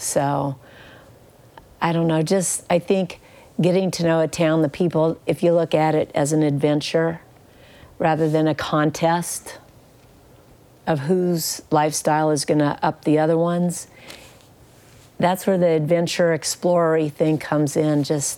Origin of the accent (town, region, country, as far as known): Kansas, United States